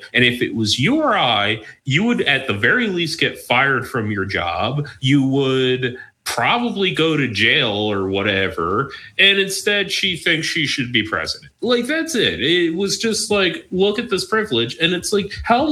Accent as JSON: {"language": "English", "region": "Mid-Atlantic", "country": "United States", "tie": "born or raised there", "said": "We all grew up in it"}